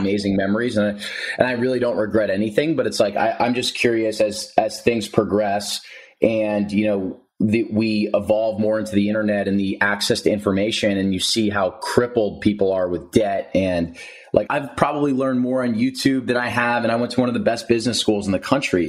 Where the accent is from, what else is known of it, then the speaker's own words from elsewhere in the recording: New Jersey, United States; moved away as an adult; also born or lived in Princeton, New Jersey; now in San Diego, United States; I'm from New Jersey. So I was living at home with my parents in New Jersey